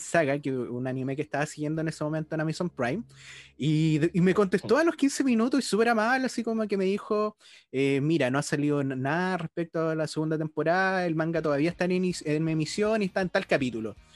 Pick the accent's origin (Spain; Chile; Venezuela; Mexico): Chile; Osorno, Los Lagos; yo soy de Osorno